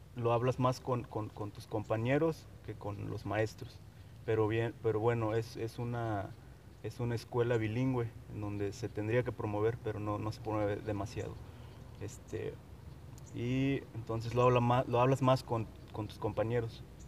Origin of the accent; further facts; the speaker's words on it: Huasteca region of Veracruz, Mexico; first language Nahuatl; Spanish is a second language; soy nahuablante eh, de la, eh, del estado de Veracruz, de la zona huasteca veracruzana